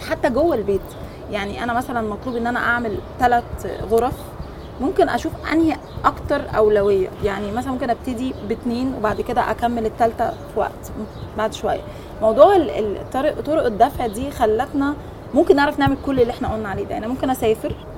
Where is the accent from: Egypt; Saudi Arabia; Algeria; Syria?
Egypt; احنا مبدئيا في مصر عندنا ناس هايله